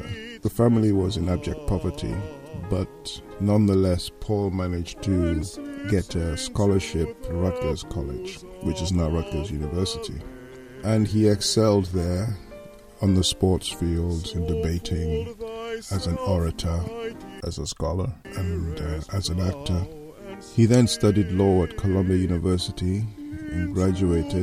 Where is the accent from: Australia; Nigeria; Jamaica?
Nigeria; now in Liverpool, United Kingdom; I'm a Nigerian. I live in Liverpool in England, where I've lived since 1989.